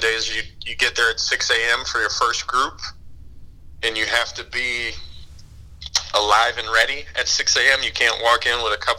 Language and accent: English; East Coast, United States; But yeah, I mean, I'm from the East Coast